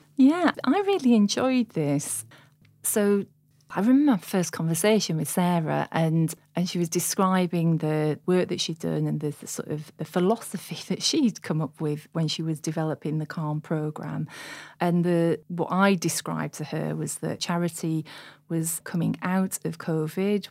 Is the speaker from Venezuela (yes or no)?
no; Sheffield, Yorkshire and the Humber, United Kingdom; I'm born and bred in Sheffield